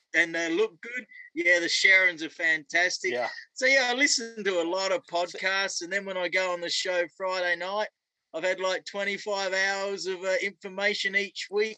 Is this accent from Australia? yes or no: yes; Australia; moved away as an adult; also born or lived in Vancouver, Canada; now in Edmonton, Canada; because I grew up up in Australia